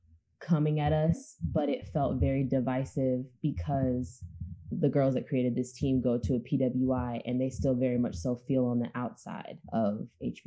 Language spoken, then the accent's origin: English; Oakland, California, United States; like I'm from Oakland, California.